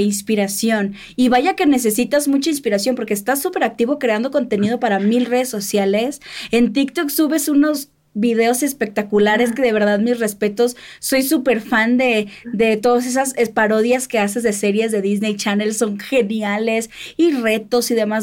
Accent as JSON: {"language": "Spanish", "region": "Sinaloa", "country": "Mexico", "said": "que soy de Sinaloa"}